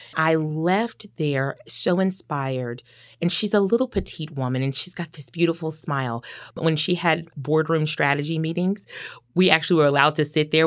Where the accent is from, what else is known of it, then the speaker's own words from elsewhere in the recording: Memphis, Tennessee, United States; accent: Southern; moved away as an adult; also born or lived in Boston; I was born and raised in Memphis, Tennessee. Love my hometown